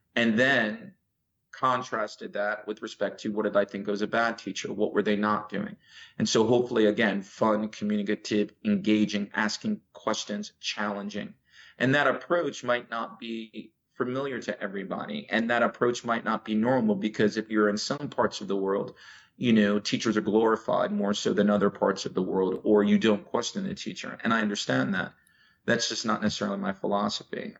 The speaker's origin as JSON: {"language": "English", "region": "New Jersey", "country": "United States", "tie": "born or raised there", "also_born_or_lived": "Louisiana / Chicago", "accent": "American", "first_language": "English", "moved": "as an adult", "lives_now": "Saudi Arabia", "said": "I am from America. I was born in Louisiana and basically spent most of my life in uh, New Jersey, East Coast, before uh, my family moved to Chicago."}